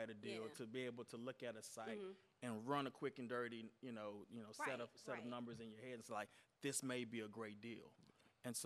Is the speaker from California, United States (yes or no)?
no; Beaumont, Texas, United States; It goes back to my deep roots growing up in Beaumont, Texas